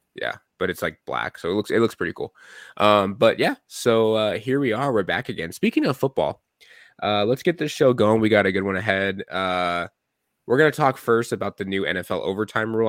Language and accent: English; Gilbert, Arizona, United States; also born or lived in Ahwatukee; I grew up in Gilbert